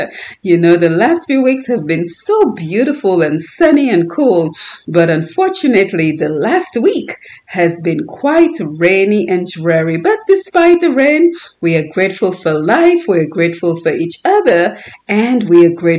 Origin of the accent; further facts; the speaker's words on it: Dominica; the importance of the herbs that we grew up in Dominica